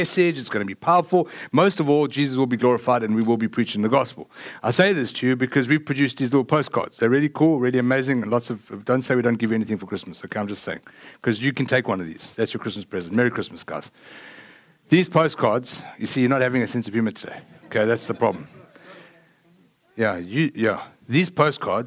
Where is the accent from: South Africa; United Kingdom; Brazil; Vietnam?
South Africa; now in Lake Travis, United States; I am from South Africa